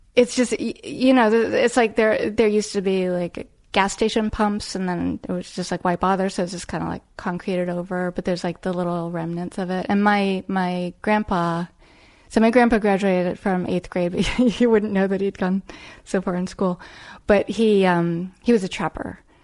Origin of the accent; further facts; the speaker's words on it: Arlington, Virginia, United States; now in New York, United States; I grew up in Arlington, Virginia